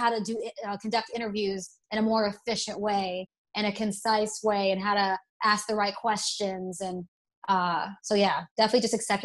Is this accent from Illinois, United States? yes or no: no; Alabama, United States; accent: Southern; See, I was raised in Alabama, went to college in Tennessee. I used to have the most Southern draw